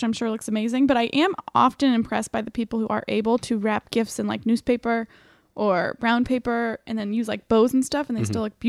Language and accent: English; Lancaster, Ohio, United States; I am from Cranberry Town. Cranberry Town, Lancaster, Ohio.